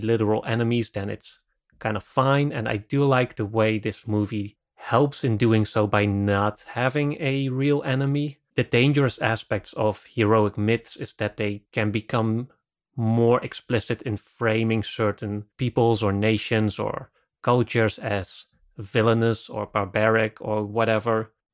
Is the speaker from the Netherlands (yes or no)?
yes; Netherlands; I'm from the Netherlands